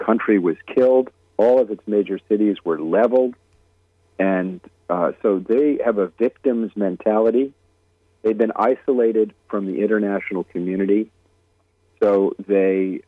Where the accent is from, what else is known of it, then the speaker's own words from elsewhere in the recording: United States; I was speaking as an American